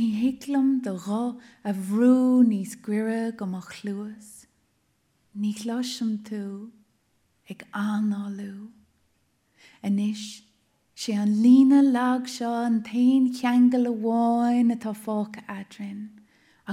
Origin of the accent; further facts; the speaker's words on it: Ireland; I grew up with a very strong sense of myself as both Irish and European